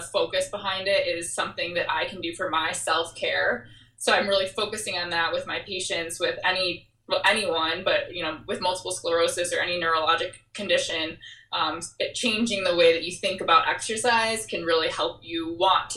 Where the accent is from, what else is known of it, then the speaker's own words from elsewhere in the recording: Michigan, United States; I grew up in Michigan